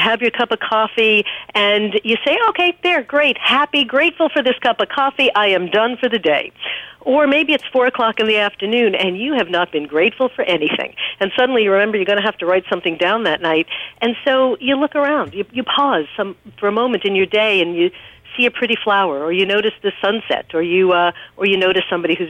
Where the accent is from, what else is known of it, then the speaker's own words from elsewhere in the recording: New York, United States; I'm from New York